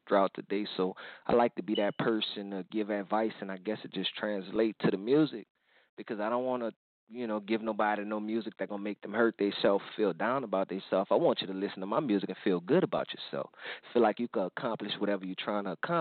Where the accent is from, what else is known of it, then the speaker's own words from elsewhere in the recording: New Orleans, Louisiana, United States; I come from New Orleans